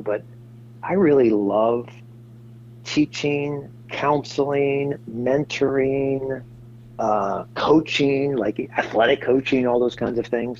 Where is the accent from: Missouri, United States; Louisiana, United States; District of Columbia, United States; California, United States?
District of Columbia, United States; Washington; moved away as an adult; also born or lived in Uganda / Bolivia; now in Seattle, United States; I'm from the East Coast, originally from uh, Washington, D.C.